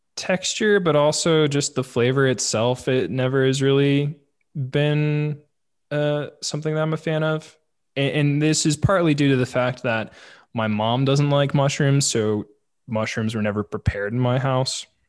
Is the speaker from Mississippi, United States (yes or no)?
no; St. Louis, Missouri, United States; moved away; I grew up in St. Louis